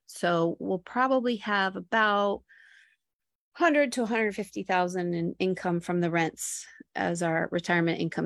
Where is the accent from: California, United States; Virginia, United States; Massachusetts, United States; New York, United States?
New York, United States; Buffalo; moved away as an adult; also born or lived in Florida Keys / Miami / Boston; now in Woonsocket, United States; I was born in Buffalo, New York, and lived in the same town that Gronk grew up